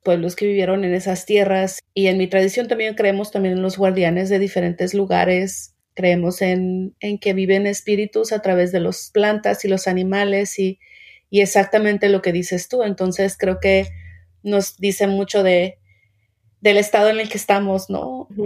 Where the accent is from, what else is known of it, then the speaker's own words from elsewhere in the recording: Mexico; now in United States; Yo soy migrante mexicana